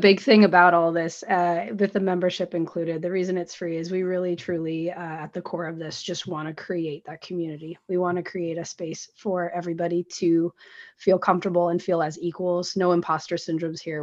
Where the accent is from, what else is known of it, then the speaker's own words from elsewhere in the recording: Washington, United States; now in Portland, United States; I grew up in Washington, out in the Pacific Northwest